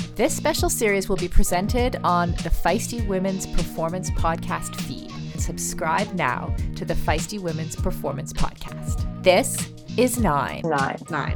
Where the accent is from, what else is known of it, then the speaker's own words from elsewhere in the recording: Canada; as a Canadian kid